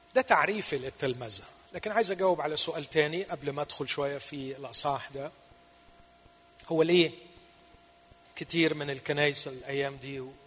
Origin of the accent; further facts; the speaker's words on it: Egypt; هنا عندنا في مصر